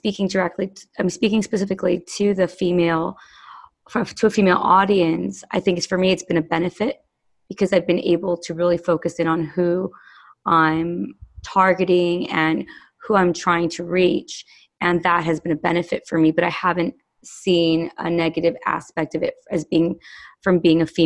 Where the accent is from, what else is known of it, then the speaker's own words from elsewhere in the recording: Los Angeles, California, United States; growing up in Los Angeles